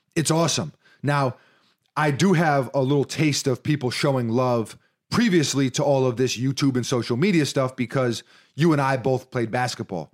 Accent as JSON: {"language": "English", "town": "New York City", "region": "New York", "country": "United States", "said": "we're from New York City"}